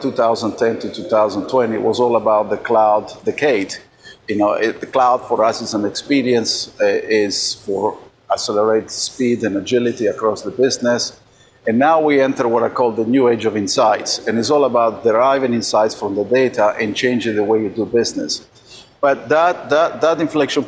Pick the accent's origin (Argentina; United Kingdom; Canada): Argentina; now in United States; I was born in Argentina